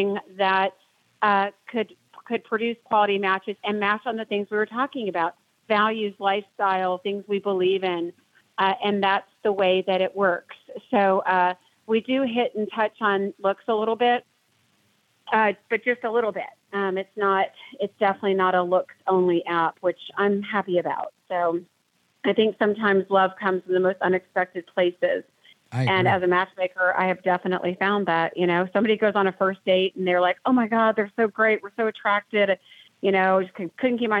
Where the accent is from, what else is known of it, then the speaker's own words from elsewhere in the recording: Atlanta, Georgia, United States; I'm from Atlanta